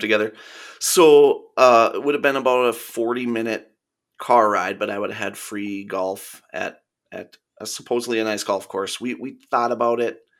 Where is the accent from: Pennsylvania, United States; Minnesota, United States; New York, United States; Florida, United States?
Minnesota, United States; being a Minnesotan